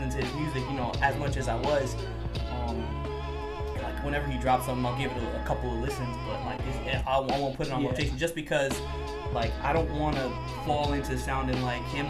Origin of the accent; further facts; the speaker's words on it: New York City, New York, United States; also born or lived in Queens / Cypress Hills / Woodhaven / Ridgewood; I've spent most of my life and most of my time, just period, living and doing things in Brooklyn.